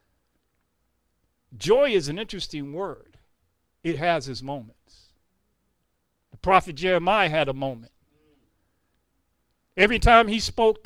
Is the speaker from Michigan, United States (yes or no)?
yes; Detroit, Michigan, United States; moved away as an adult; now in North Carolina, United States; I am from here, Detroit, Michigan, born, raised, right, homegrown in the city.